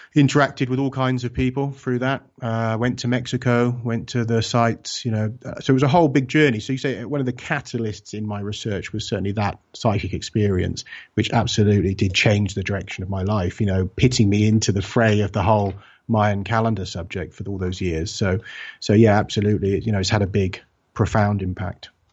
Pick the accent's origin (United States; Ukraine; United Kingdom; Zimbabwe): United Kingdom; England; I'm from the U K, I'm from England